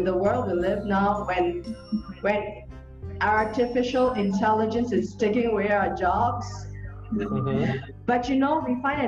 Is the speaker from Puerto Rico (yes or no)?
no; Singapore; I'm from Singapore